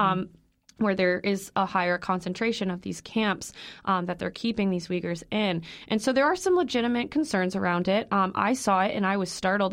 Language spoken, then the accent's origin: English; Illinois, United States; I'm from Illinois.